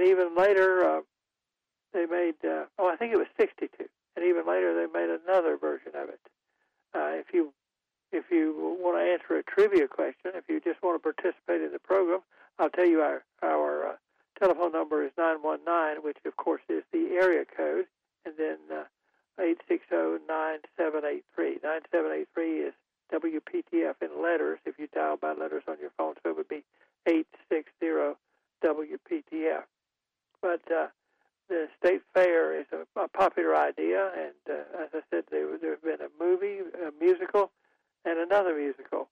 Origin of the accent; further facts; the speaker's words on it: Goldsboro, North Carolina, United States; I was in my hometown of Goldsboro